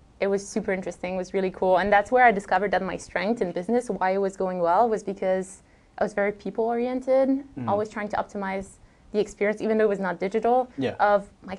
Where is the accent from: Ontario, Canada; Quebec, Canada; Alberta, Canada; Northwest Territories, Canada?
Quebec, Canada; Montreal; moved away; also born or lived in Vancouver, Canada; I'm from Montreal